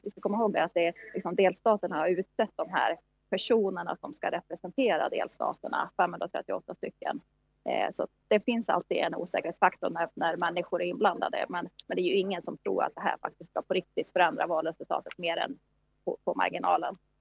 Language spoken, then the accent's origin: Swedish; Sweden; now in New York, United States; vi i Sverige